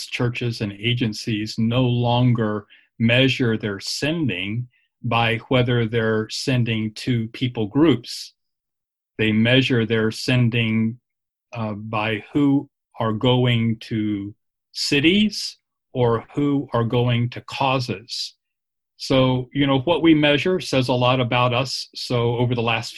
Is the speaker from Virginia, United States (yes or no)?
yes; Virginia, United States; moved away as an adult; also born or lived in Dallas-Fort Worth, Texas / Phoenix, Arizona; I'm from Virginia originally